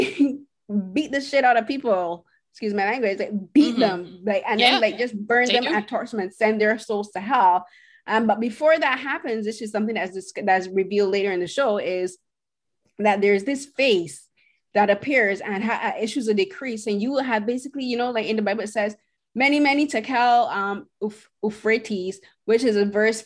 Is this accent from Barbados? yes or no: yes; Barbados; I'm from Barbados